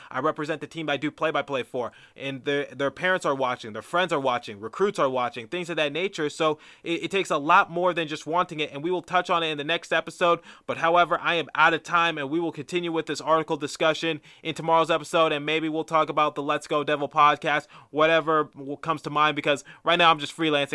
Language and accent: English; Detroit, Michigan, United States; now in East Coast, United States; I am originally from Detroit, Michigan